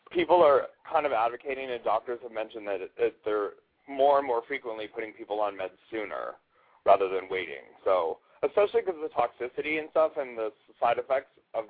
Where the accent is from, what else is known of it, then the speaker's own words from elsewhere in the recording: Bellevue, Washington, United States; I'm from Bellevue